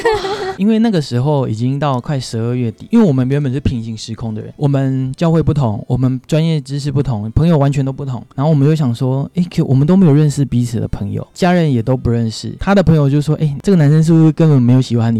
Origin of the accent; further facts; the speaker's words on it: Penghu County, Taiwan; moved away; 我老家在澎湖